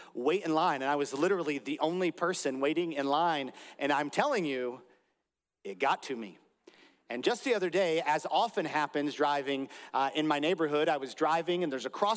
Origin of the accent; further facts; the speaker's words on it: United States; I'm from America